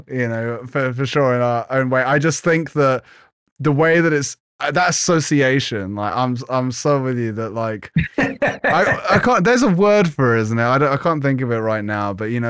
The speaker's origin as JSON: {"language": "English", "country": "United Kingdom", "said": "being British"}